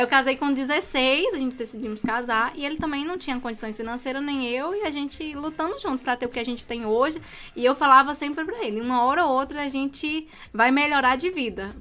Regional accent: Serra, Espírito Santo, Brazil; Eu sou de Serra, sou da Grovila 11

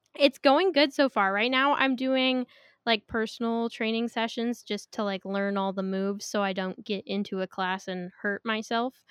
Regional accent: Missoula, Montana, United States; moved away as an adult; now in Spokane, United States; I just moved to Spokane, Washington from my hometown, Missoula, Montana

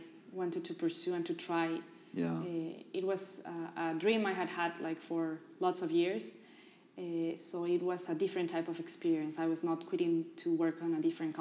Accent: Peru; English is a second language; also born or lived in New York, United States; I was from Peru

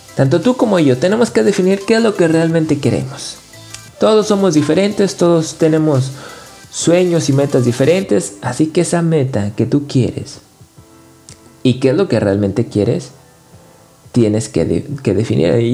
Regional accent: Nuevo León, Mexico; Yo soy del norte de México, de Nuevo León

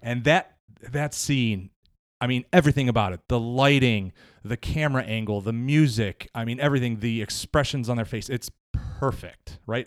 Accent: Cleveland, Ohio, United States; moved away as an adult; now in Somerville, United States; I'm originally from Cleveland.

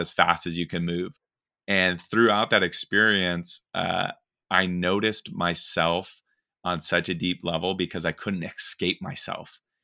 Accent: Black Forest, Colorado, United States; moved away; I actually grew up in a place called Black Forest, Colorado. It's in, just outside of Colorado Springs.

